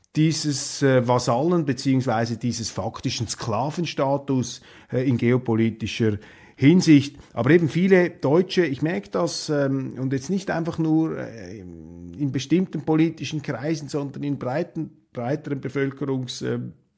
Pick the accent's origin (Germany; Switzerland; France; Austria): Switzerland; für mich jetzt als Schweizer, als Neutraler